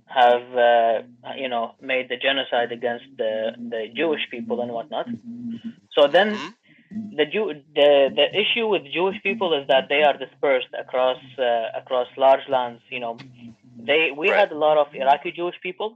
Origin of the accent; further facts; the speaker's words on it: Canada; I'm from Canada.